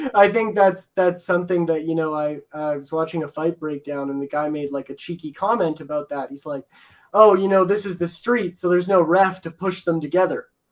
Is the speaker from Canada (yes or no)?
yes; Edmonton, Alberta, Canada; I'm from Edmonton